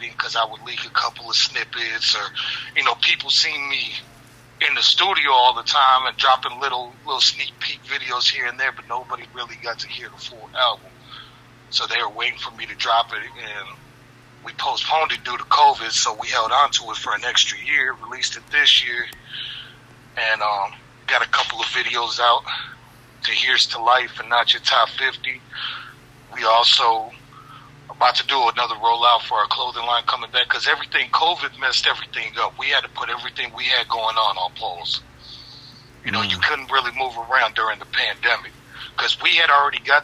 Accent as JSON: {"language": "English", "town": "Gary", "region": "Indiana", "country": "United States", "tie": "born or raised there", "said": "We're from the Midwest. We're from Gary, Indiana."}